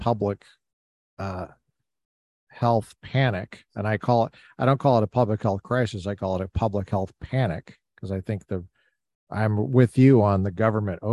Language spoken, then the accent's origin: English; Colorado, United States; I grew up in Colorado